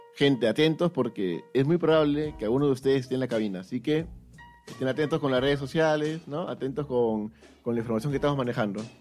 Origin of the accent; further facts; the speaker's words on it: Peru; como peruanos queremos que nuestros representantes eh, hagan un papel